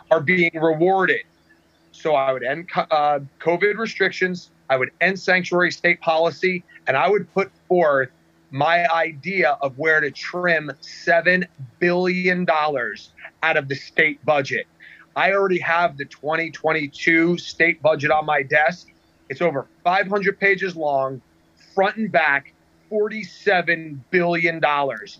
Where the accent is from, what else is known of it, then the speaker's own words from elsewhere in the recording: New Jersey, United States; I'm born and raised in New Jersey.